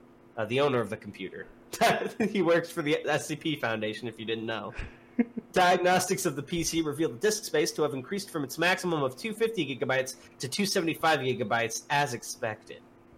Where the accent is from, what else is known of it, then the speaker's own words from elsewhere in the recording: United States; I am American.